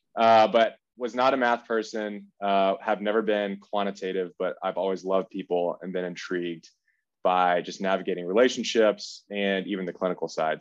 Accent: Kennesaw, Georgia, United States; I'm from Kennesaw, Georgia, which is about an hour north of Atlanta

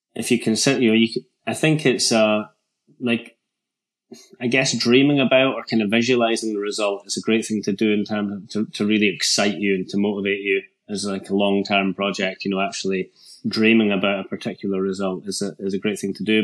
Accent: Scotland, United Kingdom; as a Scottish mountain biker at that time.

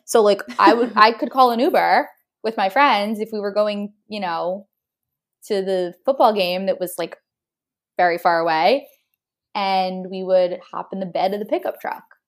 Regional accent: New Jersey, United States; moved away as an adult; also born or lived in Austin, Texas; I'm from New Jersey

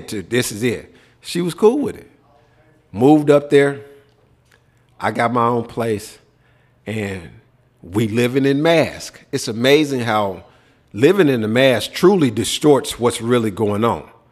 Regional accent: Memphis, Tennessee, United States; moved away; also born or lived in Minnesota / Texas; growing up in Memphis

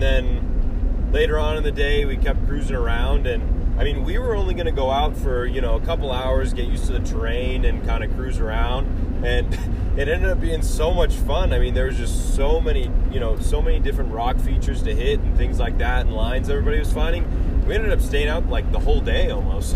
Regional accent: California, United States; moved away as an adult; now in Colorado, United States; we are from California and currently going to school in Colorado State

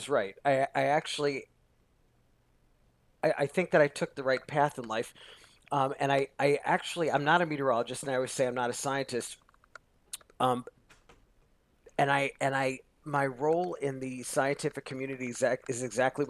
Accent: Long Island, New York, United States; now in Los Angeles, United States; I grew up on Long Island, you know, which is a suburb of New York City

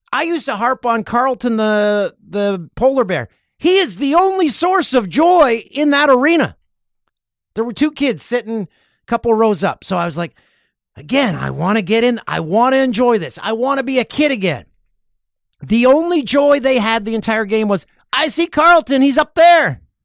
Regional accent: Peterborough, Ontario, Canada; moved away; Had to go to Peterborough. It's, uh, my hometown

